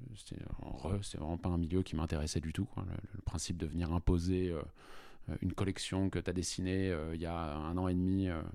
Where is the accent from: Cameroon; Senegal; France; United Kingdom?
France; Paris, Île-de-France; j'ai fait mon collège, lycée à Paris